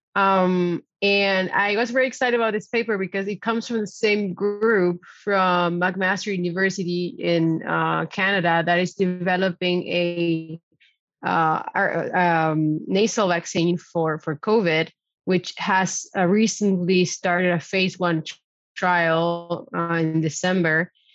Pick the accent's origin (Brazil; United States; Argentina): Argentina; now in Netherlands; I'm way down south in my hometown in Argentina